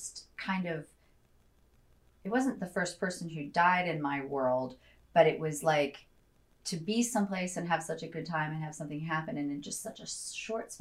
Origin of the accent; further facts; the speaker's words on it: Chicago area, Illinois, United States; also born or lived in Evanston, Illinois / Glen Ellyn, Illinois / Washington, D.C. area / Winnetka, Illinois; when my parents adopted me, we lived in a town called Glen Ellen, which I think is about an hour outside of Chicago West. When we moved to the DC area until I was 10, and then we went back to the Chicago area, and we were in Winnetka.